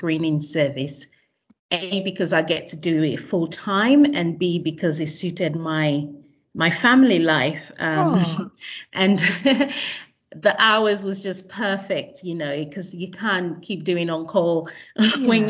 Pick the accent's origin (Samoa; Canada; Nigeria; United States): Nigeria; moved away as an adult; also born or lived in Australia; now in London, United Kingdom; I was born in Nigeria and I went straight from secondary school to university in Australia.